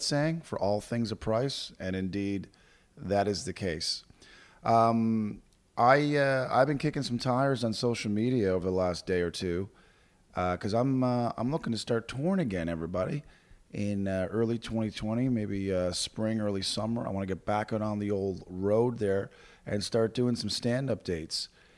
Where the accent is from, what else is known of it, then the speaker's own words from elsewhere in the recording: Fort McMurray, Alberta, Canada; my hometown, Fort McMurray, Alberta.